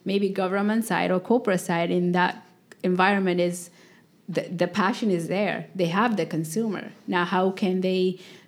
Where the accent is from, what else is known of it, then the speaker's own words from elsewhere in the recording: Ethiopia; moved away; I come from East Africa. There were like times where the government wouldn't allow, say, Skype. I'm from Ethiopia.